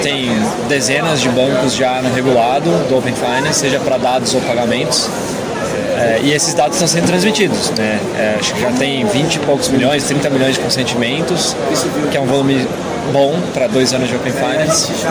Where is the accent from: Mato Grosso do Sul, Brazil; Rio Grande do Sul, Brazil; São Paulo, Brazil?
São Paulo, Brazil; Campinas; moved away as an adult; also born or lived in United States / China; eu sou de Campinas, né? Cresci lá